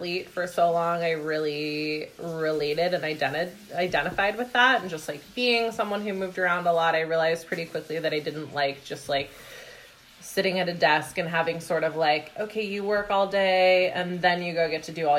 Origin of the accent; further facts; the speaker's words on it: Vashon, Washington, United States; I grew up on Vashon Island in Washington